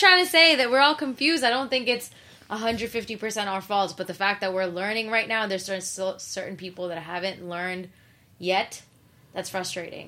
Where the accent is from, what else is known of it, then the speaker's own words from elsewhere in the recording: New York City, New York, United States; I was from Queens